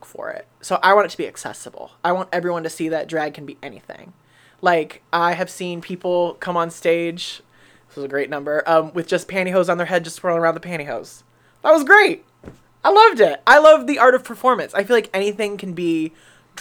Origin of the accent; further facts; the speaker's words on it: Kent, Ohio, United States; So I'm from Kent